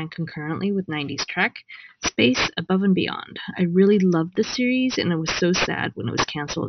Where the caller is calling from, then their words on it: New York, United States; I'm calling from New York.